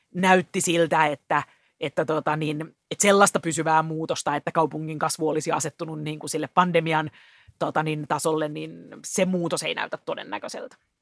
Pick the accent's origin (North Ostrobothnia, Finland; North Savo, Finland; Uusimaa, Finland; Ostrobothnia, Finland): Uusimaa, Finland; Helsinki; Mä itse täältä kotosin, että siinä mielessä kuulun helsinkiläiseen vähemmistöön, syntyperäinen helsinkiläinen